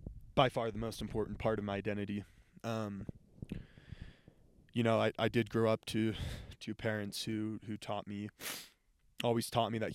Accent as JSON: {"language": "English", "town": "Dallas", "region": "Texas", "country": "United States", "tie": "born or raised there", "said": "growing up in Texas where, you know, I didn't, most of my friends were not Jewish"}